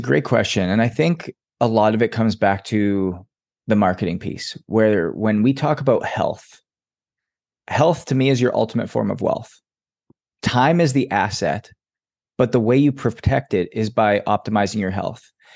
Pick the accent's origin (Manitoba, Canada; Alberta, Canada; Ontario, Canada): Alberta, Canada; Edmonton; I grew up in Edmonton, Alberta